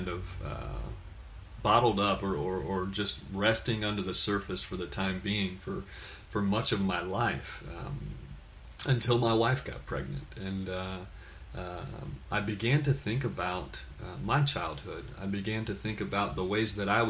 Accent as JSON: {"language": "English", "town": "Fort Worth", "region": "Texas", "country": "United States", "tie": "born or raised there", "said": "I was born in Fort Worth, Texas"}